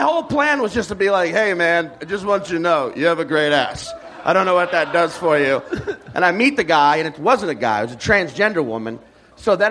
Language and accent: English; Slidell, Louisiana, United States; But I grew up in New Orleans, like outside New Orleans